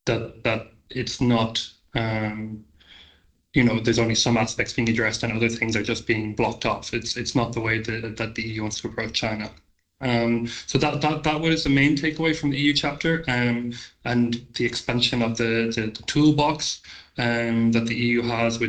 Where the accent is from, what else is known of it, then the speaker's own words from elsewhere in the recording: Ireland; being an Irish citizen